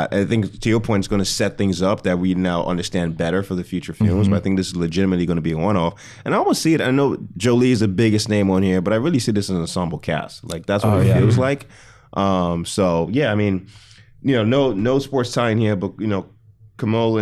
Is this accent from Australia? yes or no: no; Nigeria; I'm Nigerian